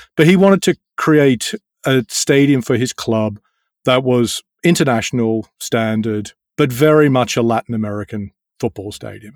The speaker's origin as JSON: {"language": "English", "country": "Australia", "tie": "born or raised there", "moved": "as an adult", "lives_now": "London, United Kingdom", "said": "I grew up in Australia"}